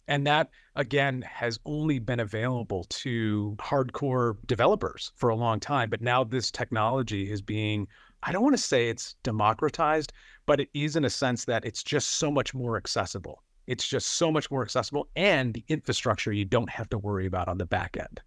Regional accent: Buffalo, New York, United States; I am from Buffalo, New York

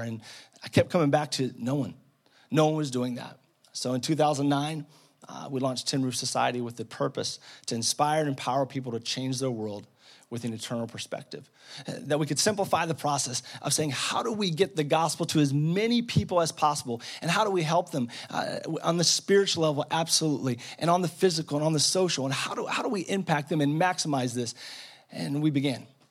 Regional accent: Massachusetts, United States; moved away as an adult; also born or lived in Ohio / West Texas / Nairobi, Kenya; God brought me all the way from Massachusetts to West Texas

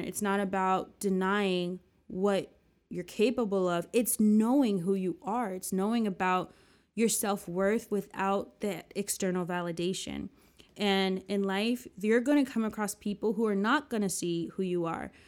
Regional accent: New Jersey, United States; also born or lived in New York; back in my hometown

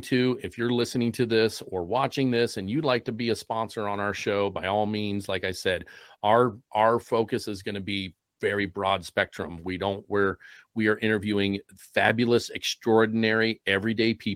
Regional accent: Columbus, Ohio, United States; I'm from Columbus, Ohio

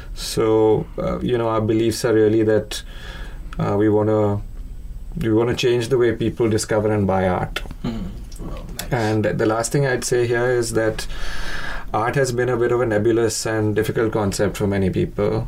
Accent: Mumbai, Maharashtra, India; moved away as an adult; also born or lived in New York / Hyderabad; I grew up in Bombay, spent a lot of time in New York.

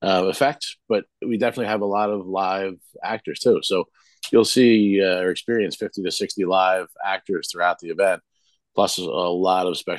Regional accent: Mountainside, New Jersey, United States; also born or lived in Harding Township, New Jersey / Bethlehem Township, Hunterdon County, New Jersey; I grew up in Mountainside and Harding Township, just outside of Marstown.

